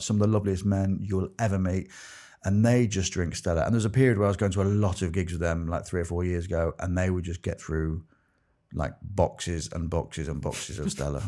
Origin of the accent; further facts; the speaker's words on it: Grimsby, Yorkshire and the Humber, United Kingdom; moved away; also born or lived in Exeter; I grew up in Grimsby